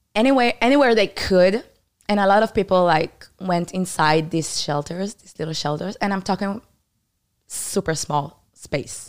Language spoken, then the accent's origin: English; Israel; born or raised there; English is a second language; also born or lived in Canada